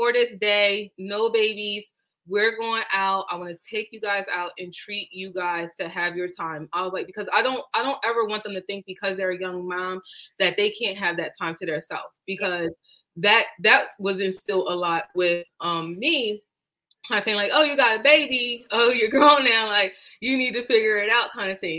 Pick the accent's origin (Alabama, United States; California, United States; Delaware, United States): Delaware, United States; I am born and raised in Delaware